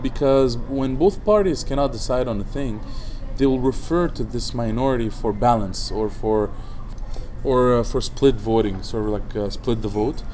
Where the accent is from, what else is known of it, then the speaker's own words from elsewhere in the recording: Baakline, Mount Lebanon, Lebanon; in Baklin, my hometown